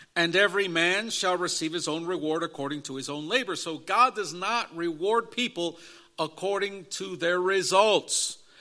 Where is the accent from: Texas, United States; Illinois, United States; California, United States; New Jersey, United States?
Illinois, United States; Chicago; I was in the inner city growing up in Chicago area in an inner city street gang culture